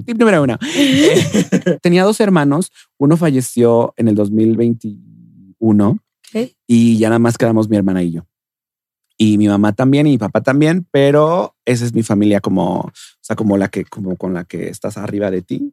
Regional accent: Mexico City, Mexico; yo nací aquí en la Ciudad de México, Yo nací aquí, oriunda de la CDMX.

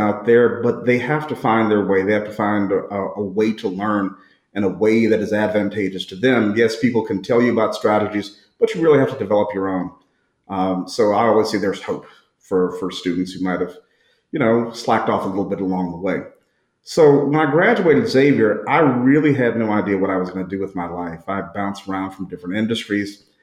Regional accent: St. Louis, Missouri, United States; also born or lived in New Orleans; born and raised in St. Louis.

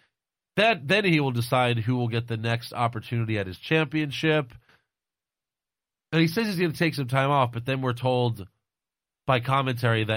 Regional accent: United States; I'm Italian, but I'm from America. I'm from the United States

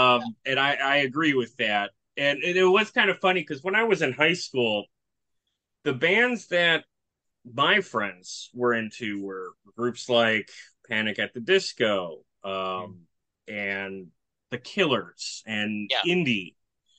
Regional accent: Milwaukee, Wisconsin, United States; So I'm from Milwaukee, Wisconsin, lived here my whole life.

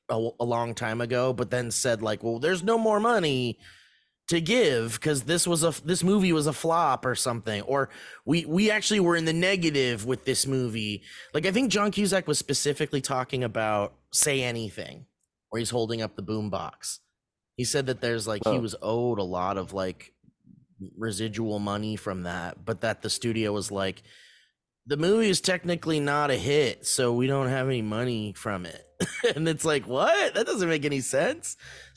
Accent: New York, United States; Hey, I'm from New York.

